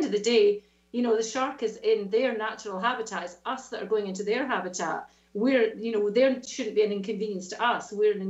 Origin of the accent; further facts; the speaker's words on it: Scotland, United Kingdom; accent: Scottish; And I've never, ever lost my Scottish accent. Although if you speak to my mum or my brother, they sound slightly different to me. My accent is definitely softened unless I speak to them.